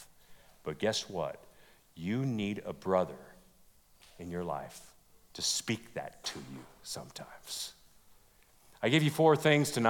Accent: California, United States; moved away; I was from California

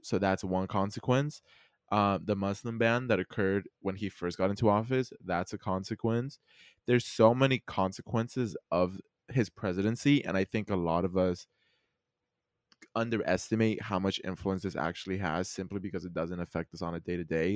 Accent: Mexico; accent: Mexican; my Mexican accent kicked in.

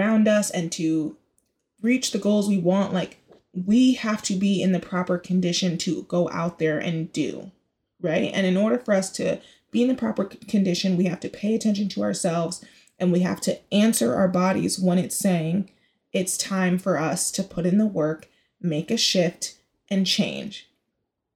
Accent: Bay Area, California, United States; also born or lived in Chicago; now in New York City, United States; I'm the Bay Area to my core, like, my roots

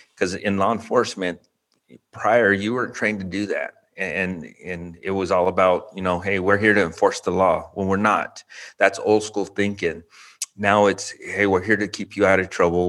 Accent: Albuquerque, New Mexico, United States; now in Round Rock, United States; born and raised in Albuquerque, New Mexico

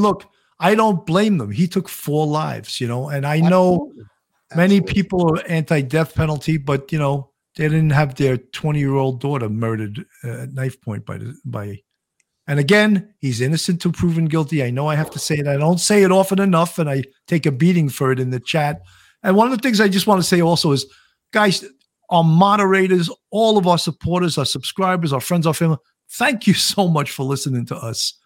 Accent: Long Island, New York, United States; accent: Long Island; I'm from New York." He goes, "No, no, no, no, no, no. You're not from New York. Where? Where in New York?" I go, "Long Island

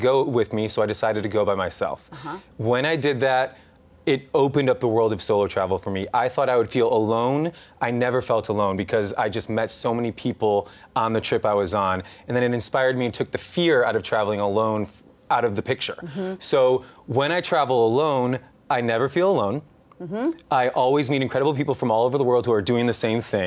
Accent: Midwest, United States; I grew up in the Midwest.

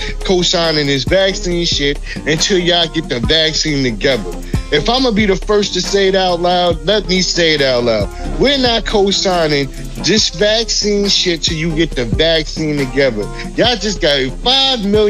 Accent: New York, United States; I'm from New York

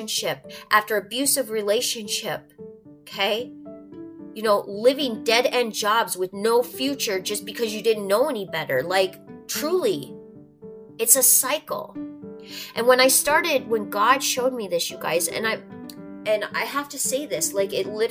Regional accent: North Dakota, United States; I'm from North Dakota. I'm Norwegian and Spanish and a little bit of everything else in between.

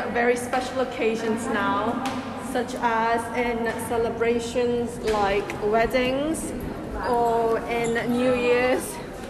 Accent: South Korea; now in Dubai, United Arab Emirates; I'm from South Korea.

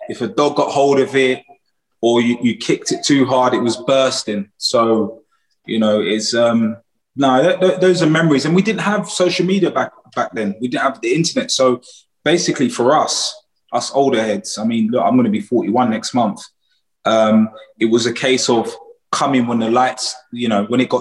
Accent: London, United Kingdom; born and raised in Peckham, Southeast London

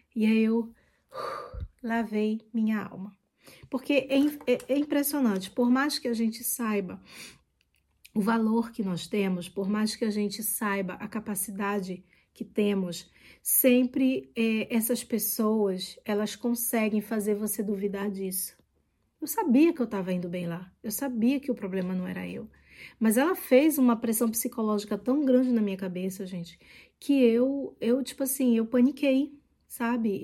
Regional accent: Brazil; accent: Brazilian; moved away as an adult; now in France

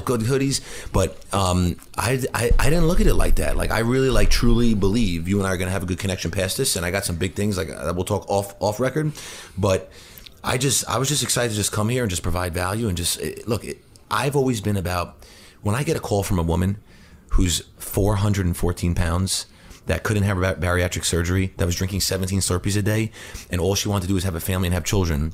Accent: New Hyde Park, New York, United States; I grew up in New Hyde Park in, on Long Island.

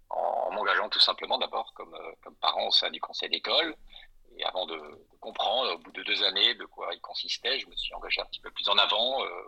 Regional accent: Brussels, Brussels-Capital Region, Belgium; also born or lived in Strasbourg; now in France; Je suis né à l'étranger, à Bruxelles, de parents binationaux. J'ai grandi entre ces deux belles capitales européennes que sont Bruxelles et Strasbourg

